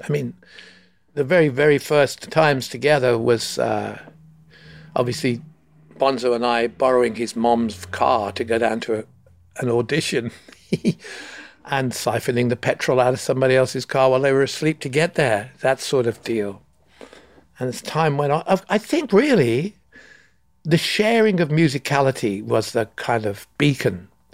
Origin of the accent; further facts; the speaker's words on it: England, United Kingdom; I'm from England